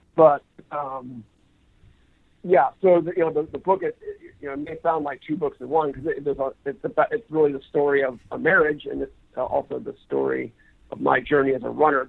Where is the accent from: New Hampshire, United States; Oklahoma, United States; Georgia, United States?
New Hampshire, United States; now in California, United States; as a high school runner growing up in New Hampshire